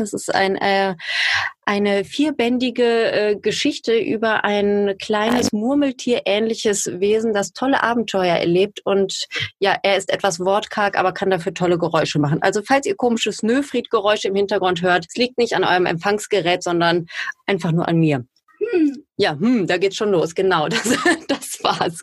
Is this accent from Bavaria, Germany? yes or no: no; Duisburg, North Rhine-Westphalia, Germany; gebürtige Duisburgerin, so wie ich